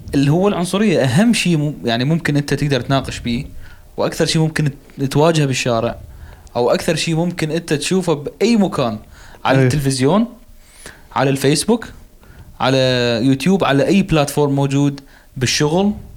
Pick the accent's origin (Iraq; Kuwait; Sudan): Iraq; إحنا كنا العراقيين الوحيدين